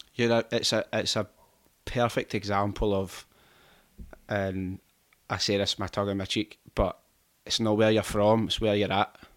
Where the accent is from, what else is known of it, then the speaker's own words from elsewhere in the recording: Glasgow, Scotland, United Kingdom; I'm from Rob Royston, so it's like a fifteen minute drive away